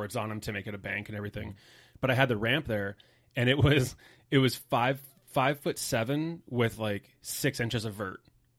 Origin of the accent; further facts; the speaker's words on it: Cottonwood, California, United States; Cottonwood's like 30 minutes south of it. Real small little podunk kind of country town.